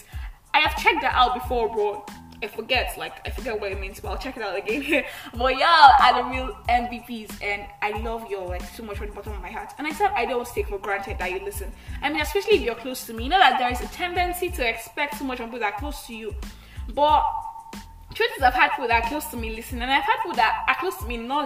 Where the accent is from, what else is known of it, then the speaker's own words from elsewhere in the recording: Nigeria; I'm the Nigerian Christian Talkaholic